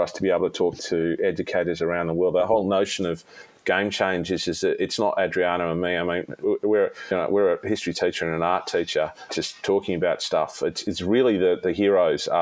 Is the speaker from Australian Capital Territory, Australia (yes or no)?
no; Sydney, New South Wales, Australia; we had to relocate back to my hometown of Sydney, more in my original hometown of Sydney